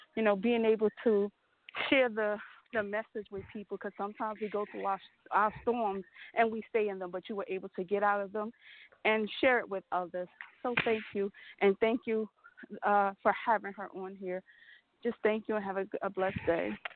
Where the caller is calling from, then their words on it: New York City, New York, United States; I'm calling from Brooklyn, New York.